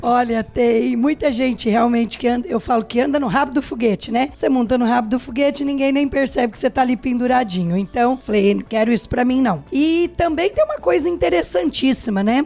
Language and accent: Portuguese; Pitangueiras, São Paulo, Brazil; Sou do interior de São Paulo, de uma cidade chamada Pitangueiras, não é Pitangueiras Guarujá, pessoal, interior de São Paulo